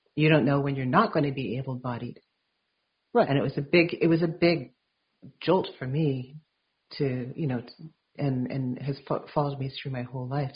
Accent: Vancouver, British Columbia, Canada; I grew up in Vancouver

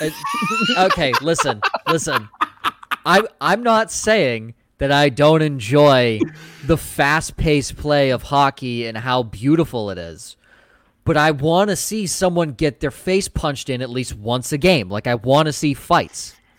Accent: Boston, Massachusetts, United States; I'm from Boston.

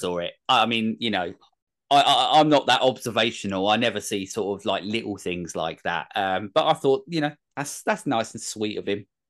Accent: England, United Kingdom; I'm English

